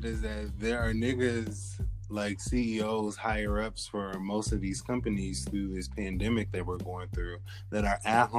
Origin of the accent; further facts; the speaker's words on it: Oregon, United States; now in New York, United States; I'm originally from Oregon, but that's not what I'm calling home.